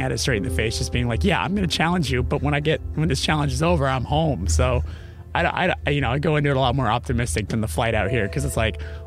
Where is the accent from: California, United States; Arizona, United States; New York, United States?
California, United States; Los Angeles; we're from Los Angeles